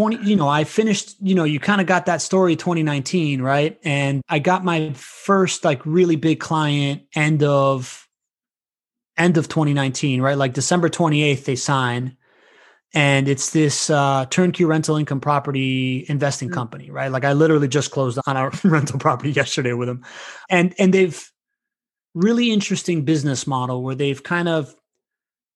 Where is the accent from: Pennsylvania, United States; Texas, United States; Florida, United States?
Florida, United States; Miami; also born or lived in Venezuela / Spain; now in Jacksonville, United States; growing up in Miami back then, it was like everybody, all my peers were sons of Cubans, and I'm like the only Venezuelan kid